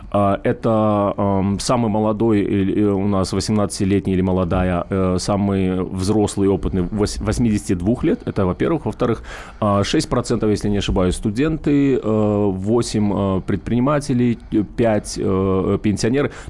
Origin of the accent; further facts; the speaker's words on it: Moscow, Russia; А все деньги мы, это москвичи, мы, мы занимаемся фандрейзингом